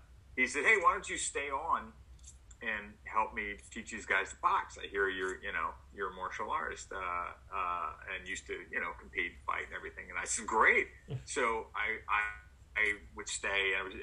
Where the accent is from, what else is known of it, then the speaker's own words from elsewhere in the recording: New Orleans, Louisiana, United States; I'm from New Orleans